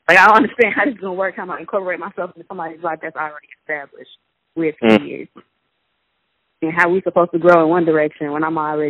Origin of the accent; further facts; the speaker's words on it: Chicago, Illinois, United States; moved away as an adult; now in Mississippi, United States; I'm from Chicago